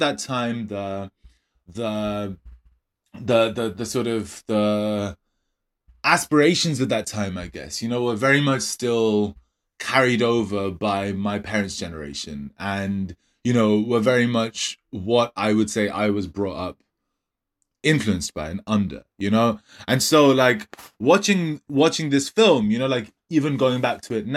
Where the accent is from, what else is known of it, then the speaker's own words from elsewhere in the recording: Kolkata, West Bengal, India; the 90s growing up in Calcutta